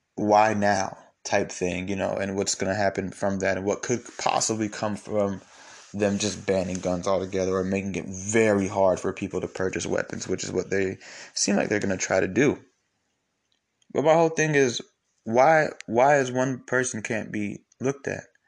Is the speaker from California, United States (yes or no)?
no; Atlanta, Georgia, United States; I'm from Atlanta, you know, I, I grew up going to church with his kids